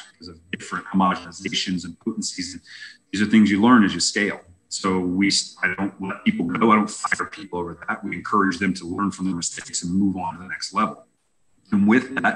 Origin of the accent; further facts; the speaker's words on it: Indiana, United States; moved away as an adult; now in Colorado, United States; I'm from Indiana.